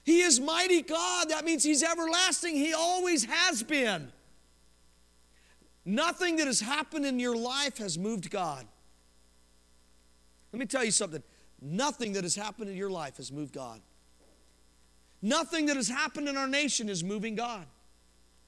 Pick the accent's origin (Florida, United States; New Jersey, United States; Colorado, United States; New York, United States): Colorado, United States; now in Oklahoma, United States; I'm from Colorado. I love mountains. I'm a mountain boy. A mountain man. I grew up wearing flannels and going fishing up in the mountains